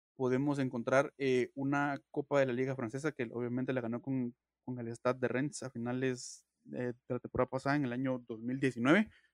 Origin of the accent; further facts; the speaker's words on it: Guatemala; todos somos guatemaltecos